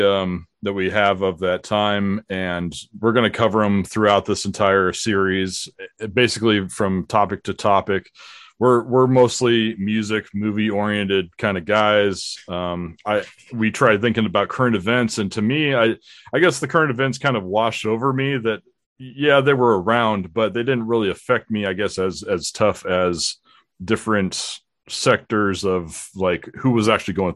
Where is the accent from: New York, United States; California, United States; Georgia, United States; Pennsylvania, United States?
California, United States; Southern; I grew up in Southern California with Bob, where we both attended a school in San Diego County together